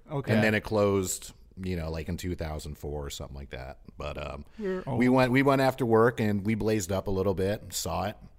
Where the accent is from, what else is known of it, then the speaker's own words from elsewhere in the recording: New York, United States; We had Video King back in upstate New York.